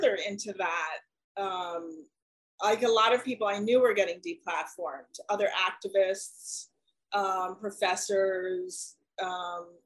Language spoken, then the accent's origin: English; United States; I'm an American